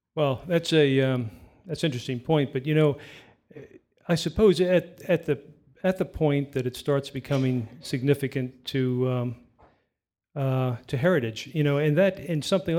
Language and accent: English; New York City, New York, United States; I grew up in New York City on the Lower East Side